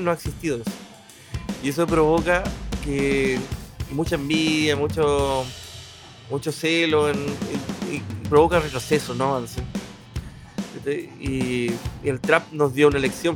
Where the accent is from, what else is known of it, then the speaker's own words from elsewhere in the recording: Concepción, Biobío, Chile; Somos muy penquistas, hay que entender el penquista, que yo lo entiendo